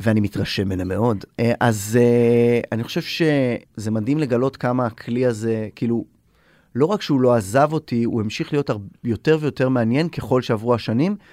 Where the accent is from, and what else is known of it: Israel